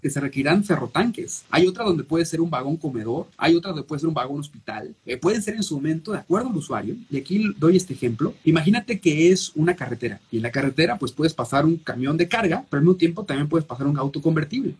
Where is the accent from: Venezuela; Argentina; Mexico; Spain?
Mexico; Yucatán